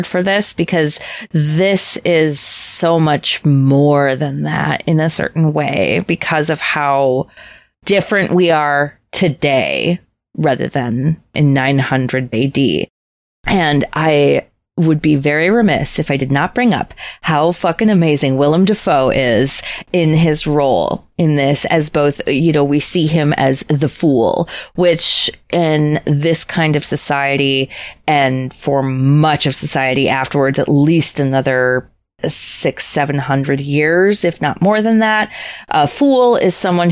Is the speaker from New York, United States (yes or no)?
no; Minnesota, United States; accent: Minnesotan; as a Minnesotan, where our standard fucking accent is a little bit Swedish Norwegian